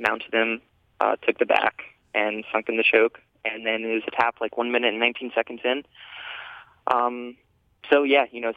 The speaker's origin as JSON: {"language": "English", "town": "Shelby", "region": "North Carolina", "country": "United States", "also_born_or_lived": "Chapel Hill, North Carolina", "said": "I'm from Shelby, North Carolina, which is a little bit outside of Charlotte."}